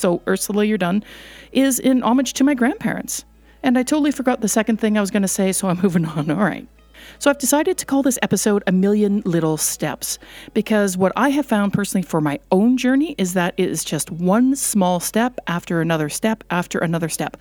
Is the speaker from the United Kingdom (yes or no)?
no; Canada; also born or lived in Netherlands; I was born in the Netherlands quite a number of years ago, and we immigrated to Canada when I was just less than a year old